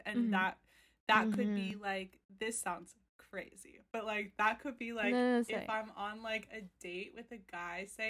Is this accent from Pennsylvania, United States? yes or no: yes; Philadelphia, Pennsylvania, United States; moved away as an adult; now in New York, United States; I was born and raised in Philadelphia.